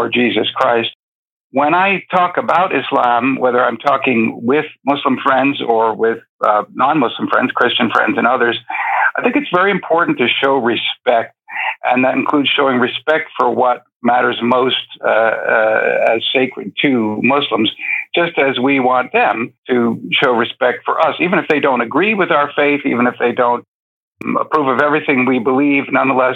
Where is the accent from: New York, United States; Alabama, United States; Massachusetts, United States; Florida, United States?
New York, United States; New York City; moved away as an adult; also born or lived in Mauritania / North Africa / Middle East; I was born and raised in New York City, but I spent the majority of my adult life in North Africa and the Middle East.